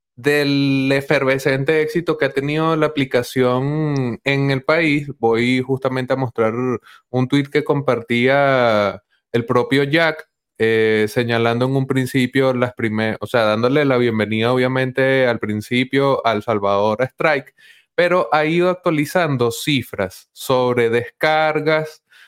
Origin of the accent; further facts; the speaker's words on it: Venezuela; a mí acá como venezolano